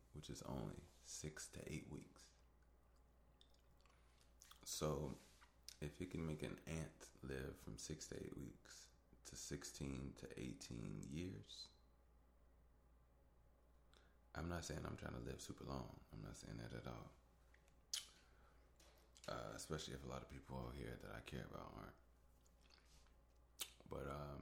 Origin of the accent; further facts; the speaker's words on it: Chicago, Illinois, United States; I'm from Southside Chicago